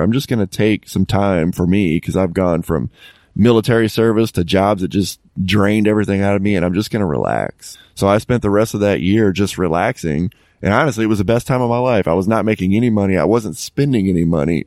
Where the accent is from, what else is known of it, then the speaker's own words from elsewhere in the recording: Dallas, Texas, United States; moved away as an adult; also born or lived in Tennessee; my hometown is in, in the Dallas area.